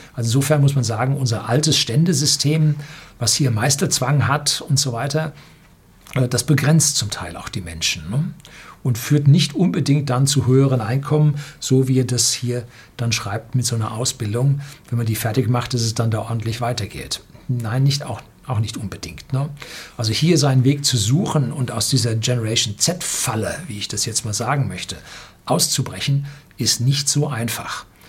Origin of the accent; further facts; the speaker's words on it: Germany; Bei uns in Deutschland hat man für den Studiengang Luft- und Raumfahrttechnik, ich habe den studiert